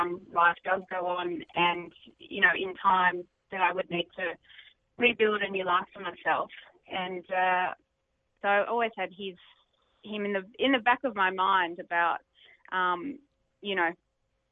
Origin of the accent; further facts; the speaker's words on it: Melbourne, Victoria, Australia; I grew up in Glen Waverley